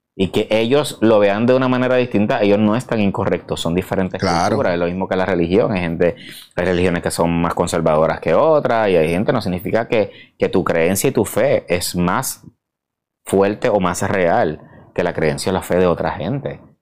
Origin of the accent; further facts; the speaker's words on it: Puerto Rico; soy boricua